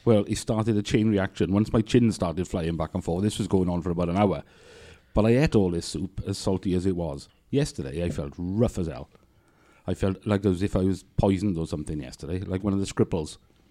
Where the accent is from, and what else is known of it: Wales, United Kingdom